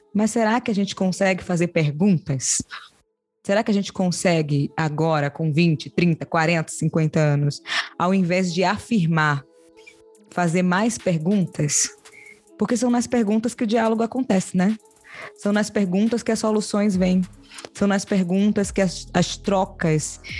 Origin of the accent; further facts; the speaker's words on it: Salvador, Bahia, Brazil; Eu nasci em periferia, em Salvador.